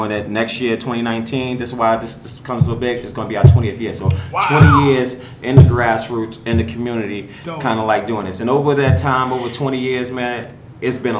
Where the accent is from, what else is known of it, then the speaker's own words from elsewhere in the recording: New York City, New York, United States; I grew up in Brownsville Projects